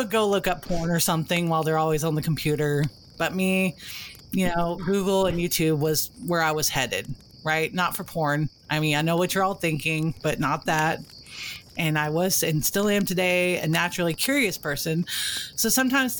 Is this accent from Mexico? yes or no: no; Texas, United States; I'm Texan